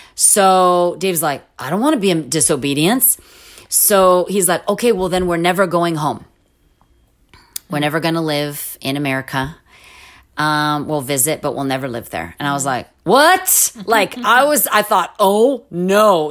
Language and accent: English; California, United States; moved away as an adult; also born or lived in Jordan; I was from California